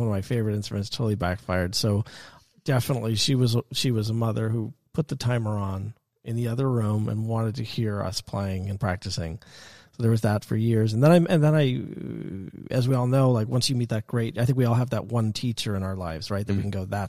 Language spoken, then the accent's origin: English; Bronxville, New York, United States; I grew up in Westchester County, so 15 minutes north of the city in Bronxville, a suburb of the city.